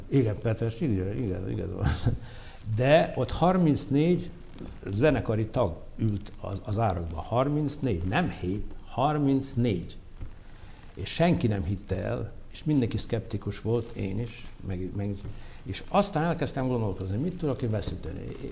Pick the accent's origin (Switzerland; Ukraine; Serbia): Ukraine; Mukachevo, Zakarpattia Oblast; moved away as an adult; now in Hungary; Én voltam az első zsidó gyerek munkácson